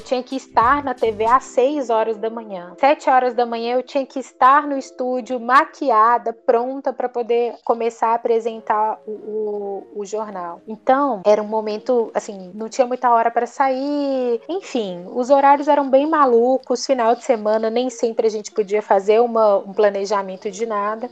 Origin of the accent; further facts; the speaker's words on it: Belo Horizonte, Minas Gerais, Brazil; moved away; Belo Horizonte, que é até minha cidade natal